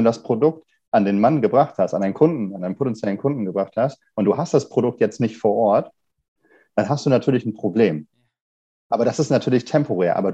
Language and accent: German; Kiel, Schleswig-Holstein, Germany; Ich komme auch ursprünglich ein, äh, aus Kiel, und bin hier zur Schule gegangen, habe hier Mechatronik studiert